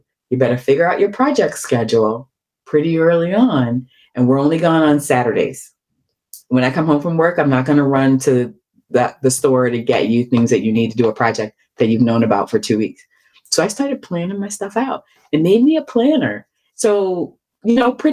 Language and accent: English; Baltimore, Maryland, United States; I grew up in Baltimore, in a very rough time in Baltimore's history